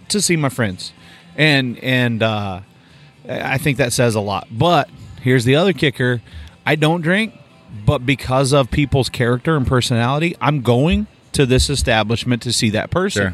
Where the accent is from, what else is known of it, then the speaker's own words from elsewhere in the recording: Oklahoma, United States; moved away; I'm from Oklahoma